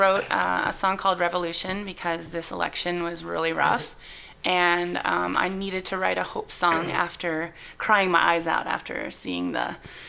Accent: Southern California, United States; moved away as an adult; also born or lived in Bay Area; now in San Francisco Bay Area, United States; I grew up in Southern California, but I've lived in the Bay Area for 15 years.

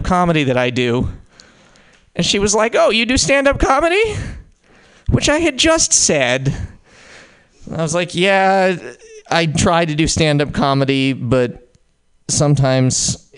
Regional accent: Montana, United States; I'm from Montana

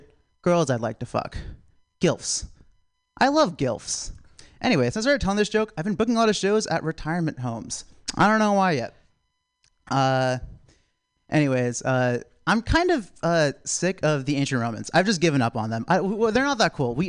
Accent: South Carolina, United States; I'm from South Carolina

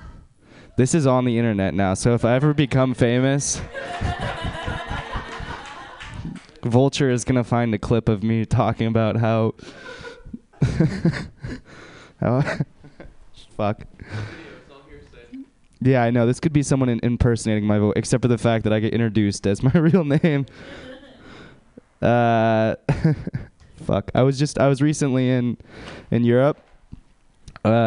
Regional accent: United States; I'm from America

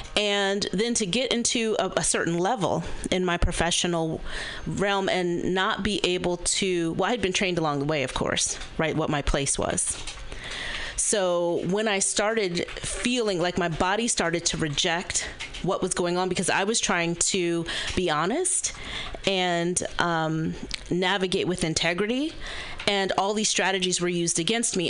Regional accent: Berkeley, California, United States; a Gen X black woman, um, born and raised in Berkeley, California

